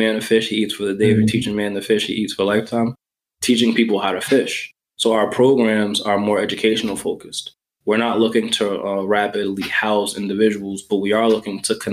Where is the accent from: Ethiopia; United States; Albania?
United States; New York; I grew up in New York